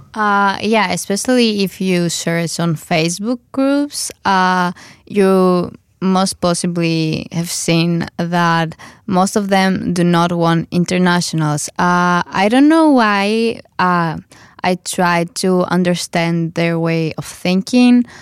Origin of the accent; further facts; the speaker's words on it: Greece; now in Netherlands; I come from Greece